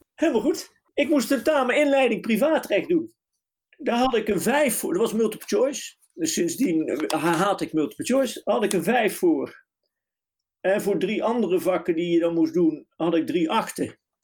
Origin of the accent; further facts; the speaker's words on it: southern Netherlands, Netherlands; accent: southern, soft G; moved away as an adult; also born or lived in Nijmegen / The Hague; mijn zuidelijke tongval.